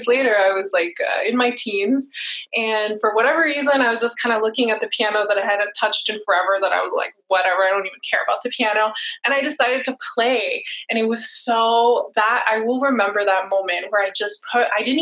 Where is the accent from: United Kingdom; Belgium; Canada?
Canada; Montreal, Quebec; moved away; also born or lived in California / San Diego; I'm from Montreal, Canada, and I had moved to California